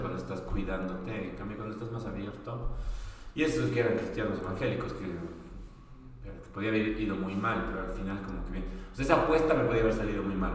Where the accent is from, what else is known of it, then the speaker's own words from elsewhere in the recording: Bolivia; now in Argentina; soy boliviano